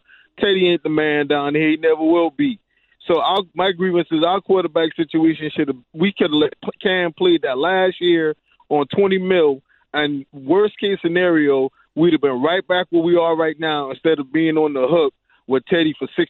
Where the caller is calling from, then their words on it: Charleston, South Carolina, United States; Hey, Donnie in the Carolinas, I'm calling from Charleston.